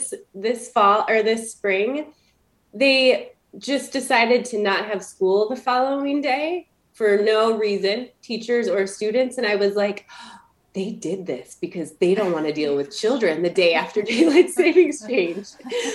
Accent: Michigan, United States

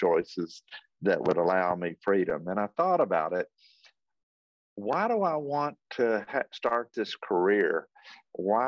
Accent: Athens, Georgia, United States; I was born and raised in Athens, Georgia

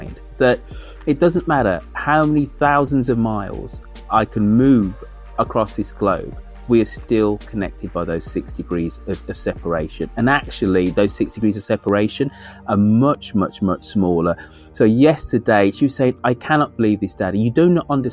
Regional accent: Birmingham, West Midlands, United Kingdom; moved away; my hometown of Birmingham

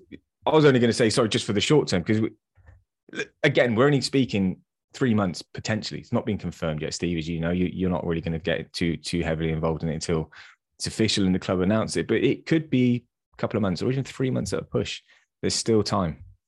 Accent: England, United Kingdom; as English football fans

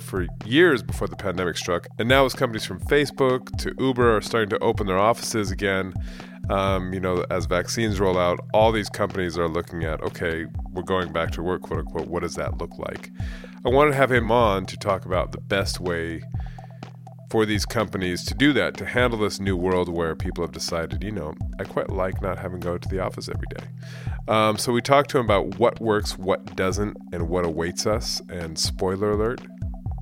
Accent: Bay Area, California, United States; moved away as an adult; also born or lived in London; I'm from the Bay Area originally, lived overseas for 15 years, moved back in 2016

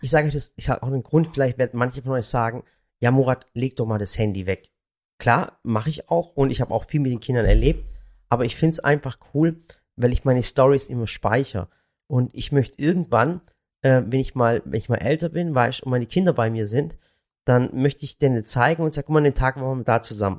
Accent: Baiersbronn, Baden-Württemberg, Germany; ich komme aus dem Schwabenland und, und äh, äh, Bayersbronn

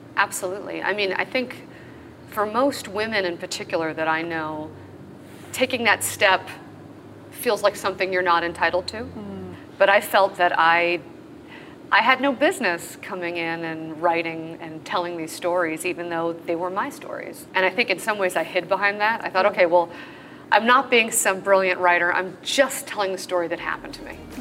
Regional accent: Los Angeles, California, United States; I grew up in LA, even though both my parents are Canadian.

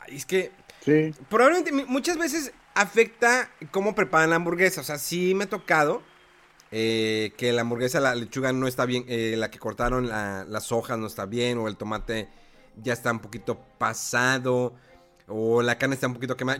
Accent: Monterrey, Nuevo León, Mexico; aquí en Monterrey

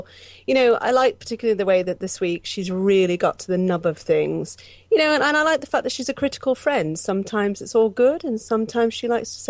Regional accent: Pittsburgh, Pennsylvania, United States; I grew up in America, and I lived in I lived around America, but mostly for the bulk of my teenage years, I lived in Pittsburgh in Pennsylvania.

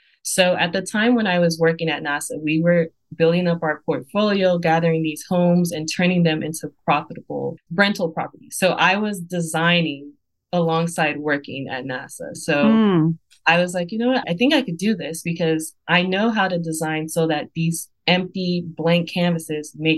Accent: Nigeria; I'm Nigerian, and in my culture, we have fabrics, colors

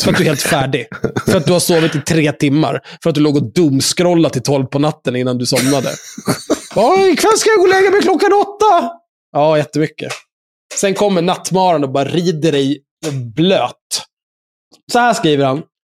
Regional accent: Stockholm, Stockholm County, Sweden; Jag är ju uppvuxen på Söder, där folk är no-, någorlunda normala.

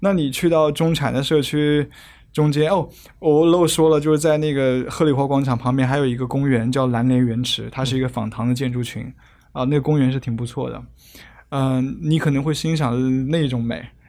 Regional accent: Hefei, Anhui, China; now in Hong Kong; 啊、是是安徽的，但是我住在香港，住了很多年，我就我我还蛮避免说我是哪里人的

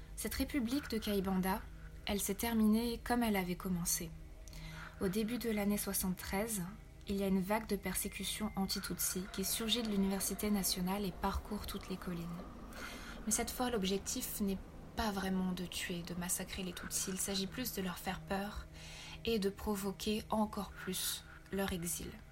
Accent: Rwanda; En tant que Rwandaise

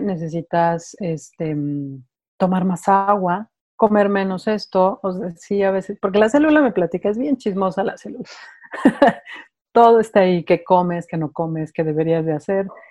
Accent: Mexico City, Mexico; moved away as an adult; now in Guadalajara, Mexico; me vengo a vivir a Guadalajara yo soy de Ciudad de México

